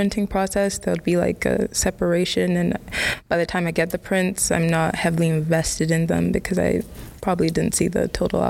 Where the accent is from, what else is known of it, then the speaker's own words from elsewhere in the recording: Ghana; English is a second language; now in London, United Kingdom; I'm a senior in Monmouth College. That question's a bit complicated. I'm from Ghana, but I currently live in London.